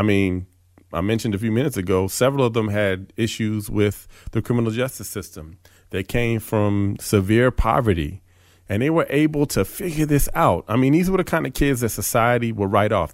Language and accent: English; East Coast, United States; also born or lived in Philadelphia; I grew up on the East Coast